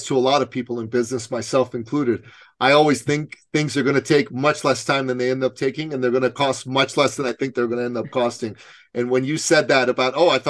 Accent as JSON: {"language": "English", "town": "Tehran", "region": "Tehran Province", "country": "Iran", "moved": "yes", "lives_now": "Canada", "said": "I'm from Tehran, Iran. That's where I was born."}